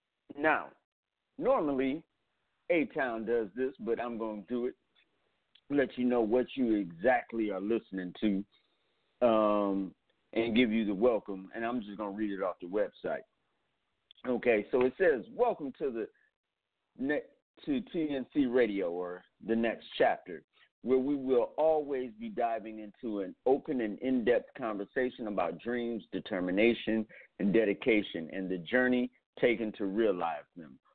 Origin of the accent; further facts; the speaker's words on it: Cleveland, Ohio, United States; also born or lived in Atlanta, United States / New York City, United States; Yeah, I'm from Cleveland, Ohio, by way of Atlanta, Georgia, by way of Harlem, New York.